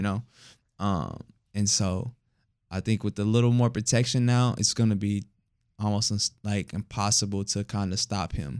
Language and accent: English; Houston, Texas, United States; moved away; I'm from Houston